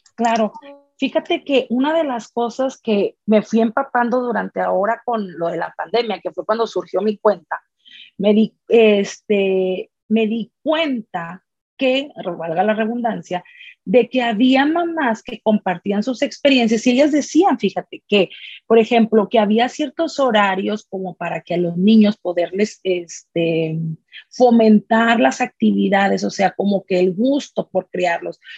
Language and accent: Spanish; Monterrey, Nuevo León, Mexico; soy originaria de Monterrey